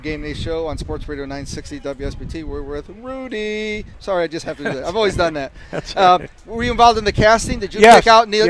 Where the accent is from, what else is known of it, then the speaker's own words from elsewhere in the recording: South Bend, Indiana, United States; I'm born and raised in South Bend